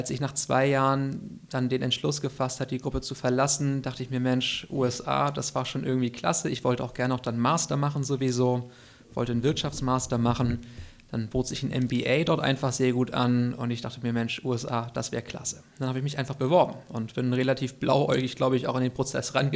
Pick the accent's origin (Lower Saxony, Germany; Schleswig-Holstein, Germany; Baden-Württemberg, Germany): Schleswig-Holstein, Germany; Kiel; In genau, Russe, genau, in ja. Russe, ja. Und dann auch hier zur Schule gegangen.